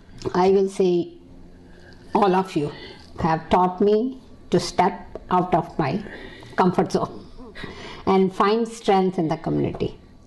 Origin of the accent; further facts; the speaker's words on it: India; moved away as an adult; also born or lived in Kuwait; now in Philadelphia, United States; growing up in India, in my house, we never talked about Asian issues.